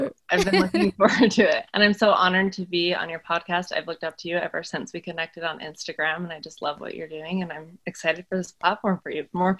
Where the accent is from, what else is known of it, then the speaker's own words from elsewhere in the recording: Utah, United States; I grew up in Utah in a family of 5 children and the second oldest.